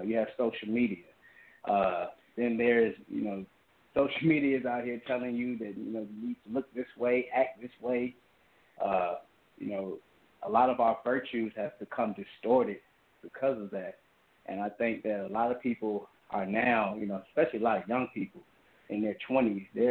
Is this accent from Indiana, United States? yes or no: no; Hampton, Virginia, United States; born and raised in Hampton, Virginia